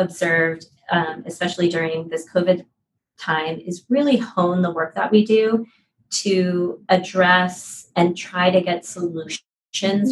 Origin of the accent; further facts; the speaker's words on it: Philadelphia, Pennsylvania, United States; now in San Francisco, United States; I'm from Philadelphia, and my first concert was the ….